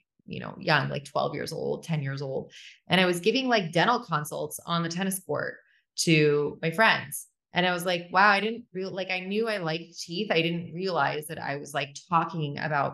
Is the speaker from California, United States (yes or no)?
yes; Orange County, Southern California, United States; from California, born and raised here from Southern California. Grew up in Orange County